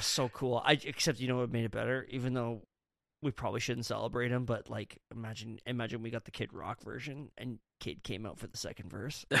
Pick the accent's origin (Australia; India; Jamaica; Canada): Canada; I'm from Canada